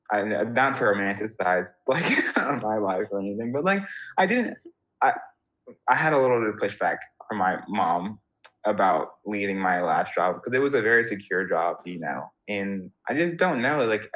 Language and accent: English; United States; And I'm just like, when I was that age as an American, I did not care at all.